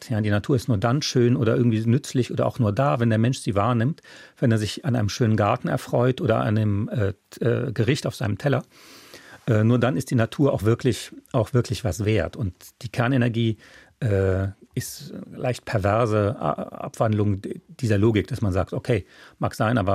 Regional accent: France; German is a second language; und äh, als Franzose, aber ist, in Frankreich ist ja die Verfassung nicht so wichtig, da dachte ich, Moment mal, das verstößt komplett gegen die Höflichkeitsgebote.

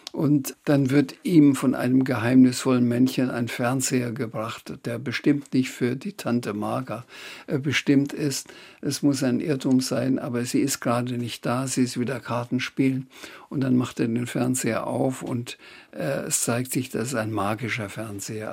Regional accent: Schweinfurt, Bavaria, Germany; ich bin groß geworden in Schweinfurt

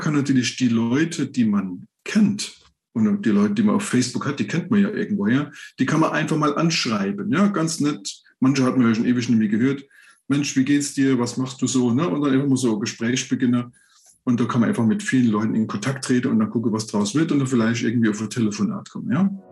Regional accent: Saarland, Germany; Ich komme aus dem Saarland.

